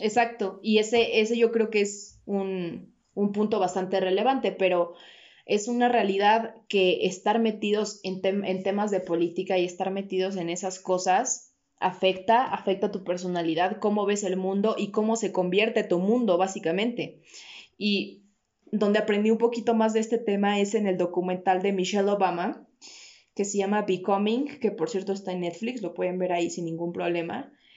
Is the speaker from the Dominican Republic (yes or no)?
no; Mexico; como mexicanos